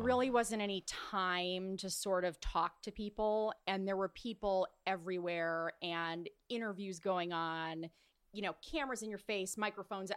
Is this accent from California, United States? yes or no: yes; Orange County, California, United States; I grew up in Orange County.